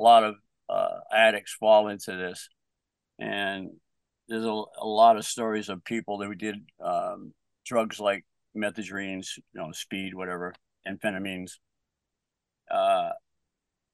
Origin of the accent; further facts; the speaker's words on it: Bedford, Massachusetts, United States; now in Middleborough, United States; I grew up in Bedford